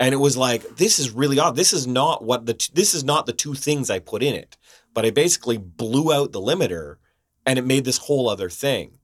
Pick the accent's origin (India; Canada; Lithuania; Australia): Canada; now in Vancouver, Canada; We're Canadian in Vancouver.